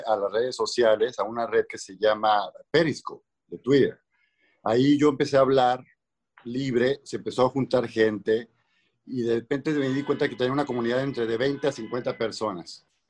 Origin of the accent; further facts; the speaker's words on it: Mexico; now in Los Angeles, United States; vivo en Los Ángeles, soy mexicano